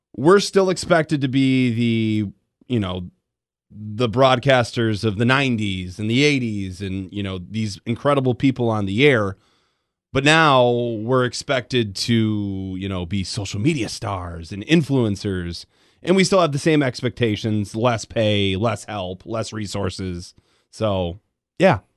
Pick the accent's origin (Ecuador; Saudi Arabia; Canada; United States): United States; Grand Rapids, Michigan; moved away; I grew up in Grand Rapids